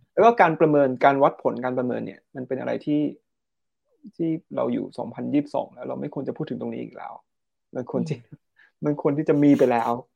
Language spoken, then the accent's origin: Thai; Thailand; เราเติบโตมาในประเทศที่มีเป็นศาสนาพุทธ